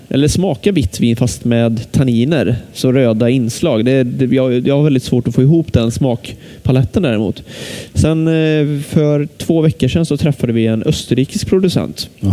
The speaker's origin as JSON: {"language": "Swedish", "town": "Lidköping", "region": "Västra Götaland", "country": "Sweden", "said": "jag är från Lidköping"}